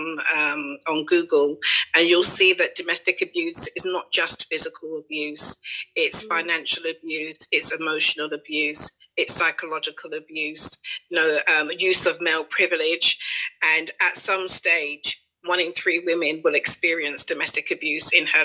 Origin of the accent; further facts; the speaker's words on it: London, United Kingdom; I grew up in Canning Town to Barbadian parents